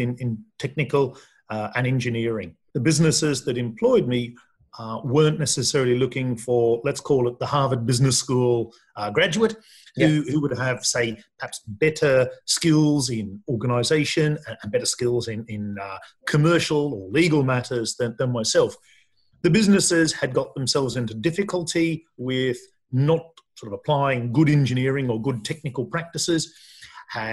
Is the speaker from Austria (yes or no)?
no; Australia; now in United Kingdom; I'm Australian like yourself, but also a resident of the UK.